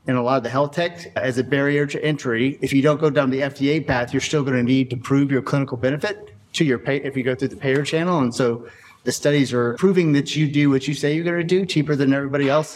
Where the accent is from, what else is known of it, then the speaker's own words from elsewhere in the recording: Texas, United States; I'm from Texas and my mom went to TCU